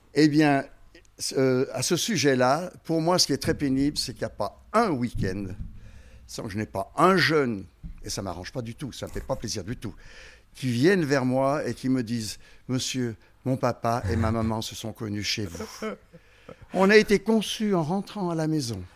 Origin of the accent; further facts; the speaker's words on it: Haute-Savoie, Auvergne-Rhône-Alpes, France; also born or lived in Lyon; je suis en Haute-Savoie depuis l'âge de, 6 ans.